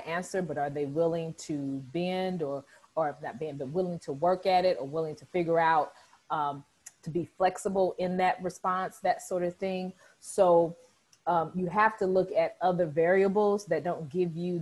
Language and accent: English; Southern Illinois, United States; moved away as an adult; also born or lived in Northeast Missouri / St. Louis, Missouri; I'm from Southern Illinois, which is about 2.5 hours south of St. Louis